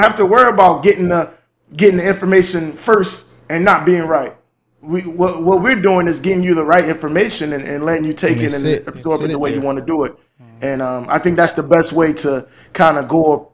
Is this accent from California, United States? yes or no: no; Miami, Florida, United States; moved away as an adult; also born or lived in Pittsburgh; I'm from Miami